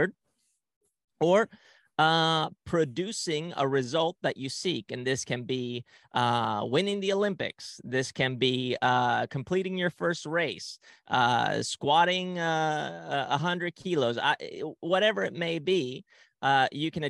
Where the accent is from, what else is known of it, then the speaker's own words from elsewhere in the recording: Spain; moved away; also born or lived in Ecuador; at a very young age, my family and I, we moved to Ecuador and then to Spain. So I grew up in Spain and I didn't speak the language